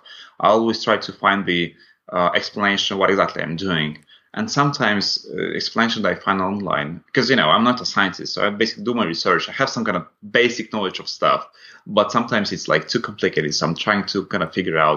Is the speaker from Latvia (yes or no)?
yes; Latvia; first language Russian; English is a second language; moved away; so I'm originally from Latvia, and my first language is Russian.